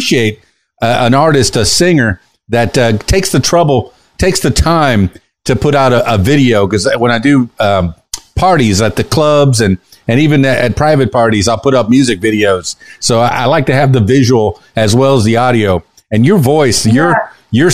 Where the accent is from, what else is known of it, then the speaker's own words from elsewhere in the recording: Miami, Florida, United States; I grew up in Miami, the Florida Keys, but it really in the Everglades